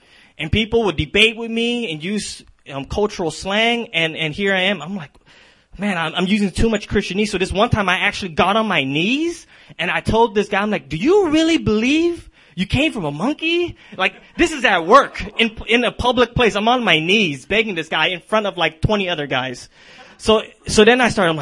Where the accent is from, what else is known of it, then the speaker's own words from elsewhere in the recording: San Diego, California, United States; now in Minneapolis, United States; I'm originally from San Diego